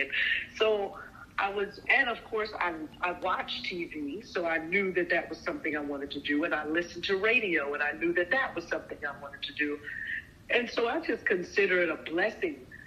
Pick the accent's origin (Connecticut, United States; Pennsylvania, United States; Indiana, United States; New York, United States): New York, United States; moved away; also born or lived in California; I come from New York